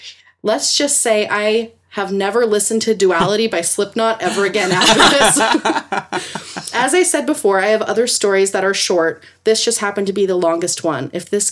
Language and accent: English; California, United States; also born or lived in Ely, Nevada; There's plenty of little things that happened in the house I grew up in California, but this story happened as an adult living in rural Nevada.